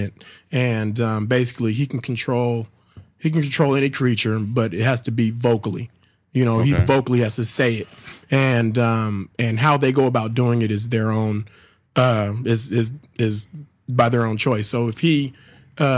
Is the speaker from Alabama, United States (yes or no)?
no; Sacramento, California, United States; moved away as an adult; now in Chicago, United States; my hometown of Sacramento